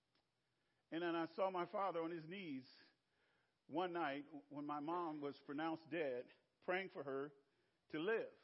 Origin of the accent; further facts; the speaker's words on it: Clarksdale, Mississippi, United States; moved away; Clarksdale in my hometown